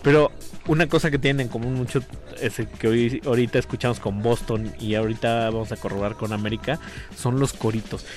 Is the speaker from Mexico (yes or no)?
yes; Ecatepec, State of Mexico, Mexico; a mí me encanta de donde soy, que es de Catepec